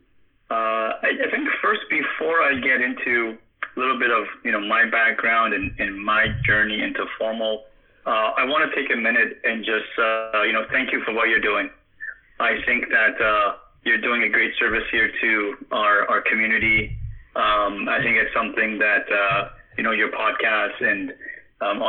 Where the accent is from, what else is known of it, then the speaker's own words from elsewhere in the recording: Canada; Born and raised in Canada